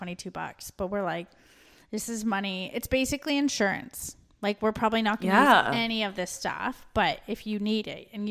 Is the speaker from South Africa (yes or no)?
no; Australia; I came from Australia